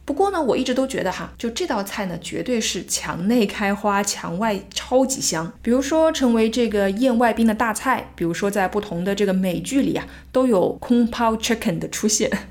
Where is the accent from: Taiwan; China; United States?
China; 我们中国人